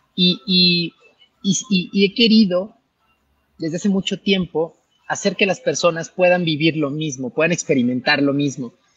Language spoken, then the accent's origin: Spanish; Chiapas, Mexico; moved away; yo soy de Chiapas